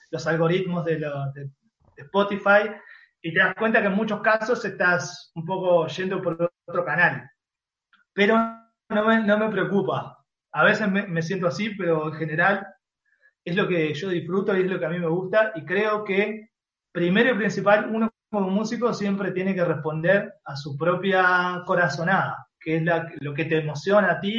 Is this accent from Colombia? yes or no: no; Chile; Éramos los, chilenos que fuimos